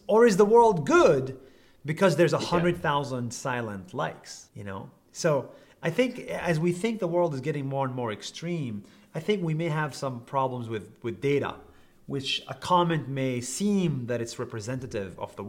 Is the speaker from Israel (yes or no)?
yes; Israel; English is a second language; So I grew up in Israel as a Palestinian.